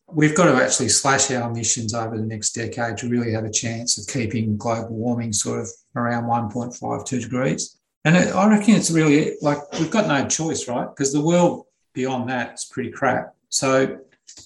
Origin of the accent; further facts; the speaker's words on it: Australia; as an Australian